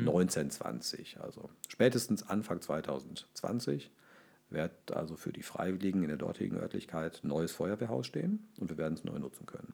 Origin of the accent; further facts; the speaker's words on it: Ruhr area, North Rhine-Westphalia, Germany; ich komme aus dem Ruhrgebiet